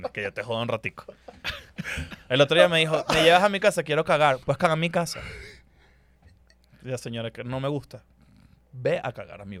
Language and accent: Spanish; Hermosillo, Sonora, Mexico; También vengo de Hermosillo